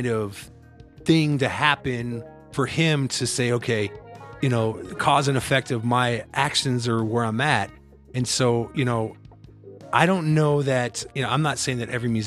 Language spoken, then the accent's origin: English; Iowa, United States; now in Colorado, United States; I'm from Iowa originally, so I came out here